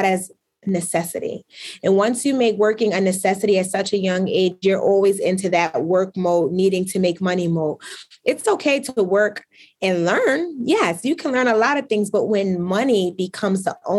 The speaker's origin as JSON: {"language": "English", "town": "Brooklyn", "region": "New York", "country": "United States", "tie": "born or raised there", "moved": "yes", "lives_now": "Albany, United States", "said": "I am from Brooklyn, New York. We did not grow up with a lot of money."}